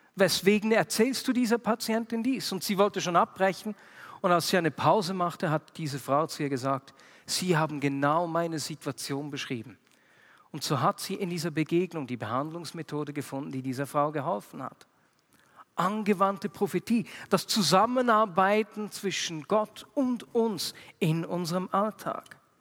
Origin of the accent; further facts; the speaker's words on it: Switzerland; bei uns in der Schweiz